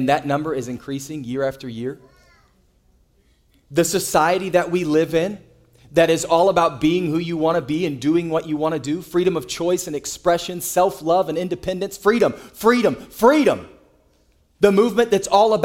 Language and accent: English; United States; we as American citizens